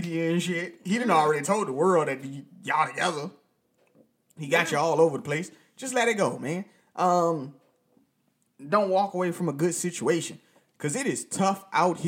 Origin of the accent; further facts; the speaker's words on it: United States; as American men